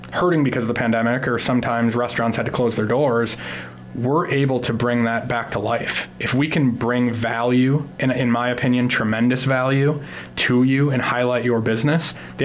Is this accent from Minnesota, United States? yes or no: yes; Minneapolis, Minnesota, United States; moved away as an adult; also born or lived in Portland, Oregon; now in Sioux Falls, United States; my wife and I moved here from Portland, Oregon. We are from the Twin Cities originally.